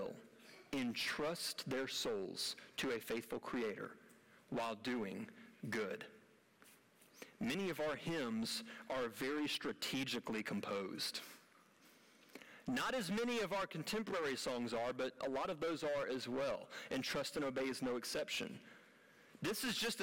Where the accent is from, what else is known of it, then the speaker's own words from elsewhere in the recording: United States; as an American